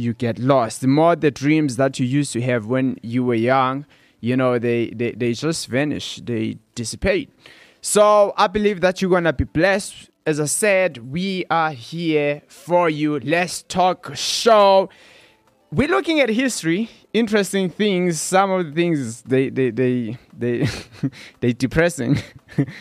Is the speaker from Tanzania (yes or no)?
no; South Africa; growing up in South Africa